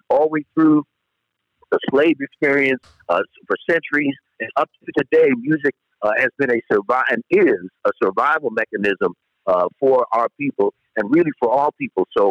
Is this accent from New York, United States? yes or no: yes; Yonkers, New York, United States; I'm a proud native New Yorker, a Yonkers, New York